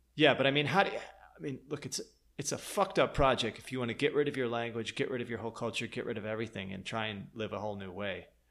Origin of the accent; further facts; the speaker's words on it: Lansing, Michigan, United States; moved away; also born or lived in Green Bay, Wisconsin / outskirts of Chicago; I was born in Green Bay, and I left there when I was three, and then I lived in Michigan